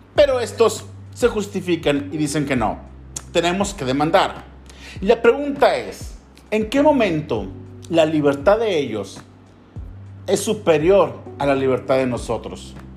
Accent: Mexico; yo como ciudadano mexicano tengo la libertad de practicar la fe que yo quiera

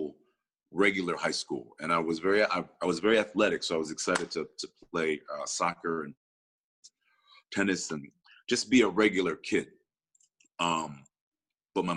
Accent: Rochester, New York, United States; I grew up in Rochester, New York.

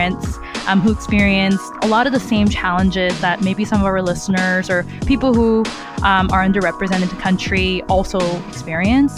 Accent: Southern California, United States; now in Brooklyn, United States; I grew up in Southern California where my high school was 70% Asian

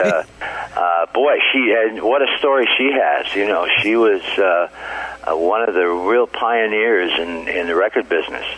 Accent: Niles, Michigan, United States; my hometown of Niles, Michigan

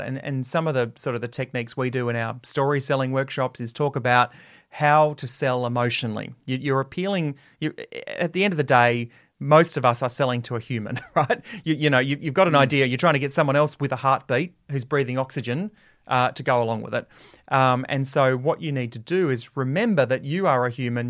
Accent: Adelaide, South Australia, Australia; I got my first radio job in my hometown of Adelaide

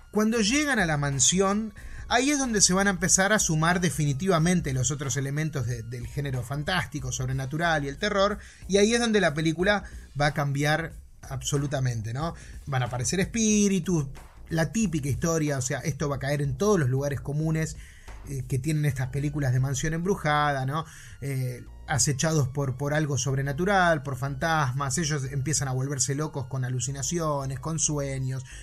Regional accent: Argentina; porque soy bien argentino

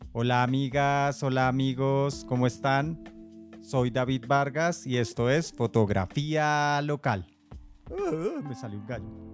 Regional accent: Bogotá, Colombia; Como buenos bogotanos

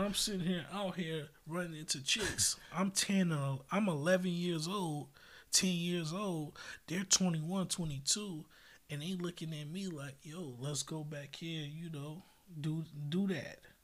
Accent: United States; also born or lived in Japan; I grew up in America

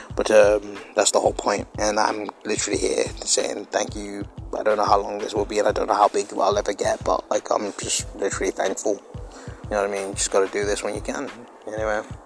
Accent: United Kingdom; I'm British

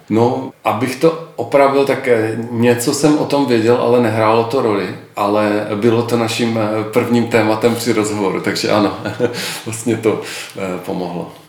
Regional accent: Ostrava, Moravian-Silesian Region, Czechia; Opravdu, já jsem v ty první měsíce, kdy jsme se vrátili do Ostravy, my jsme měli eh, malou dcerku, dvouměsíční a tak nějak jako logicky to eh, jako vykrystalizovalo, že se i vrátíme zpět do rodného města za svými rodiči

